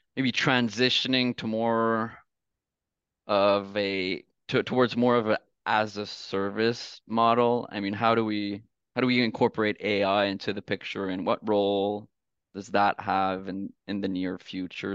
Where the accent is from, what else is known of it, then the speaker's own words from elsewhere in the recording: Canada; I'm from Canada